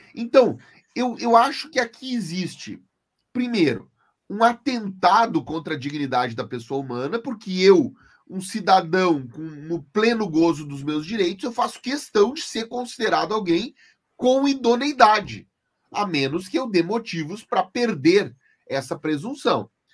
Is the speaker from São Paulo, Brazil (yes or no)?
no; Santa Maria, Rio Grande do Sul, Brazil; eu sou de Santa Maria